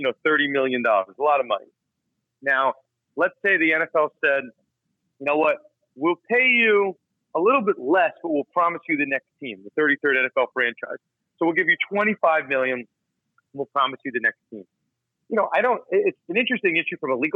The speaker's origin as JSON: {"language": "English", "country": "United States", "said": "I'm not from St. Louis. I'm from New York"}